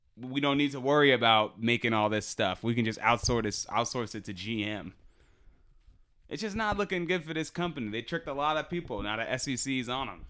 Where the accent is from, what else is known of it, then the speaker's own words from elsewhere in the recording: Boston, Massachusetts, United States; We're from Boston